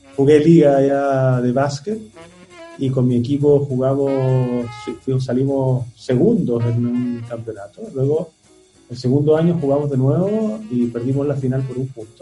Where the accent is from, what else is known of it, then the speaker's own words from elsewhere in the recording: Antofagasta, Chile; moved away; Yo nací en Antofagasta